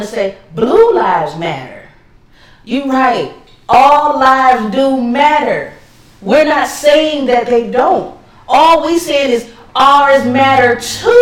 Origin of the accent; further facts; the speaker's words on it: Los Angeles, California, United States; me growing up in Los Angeles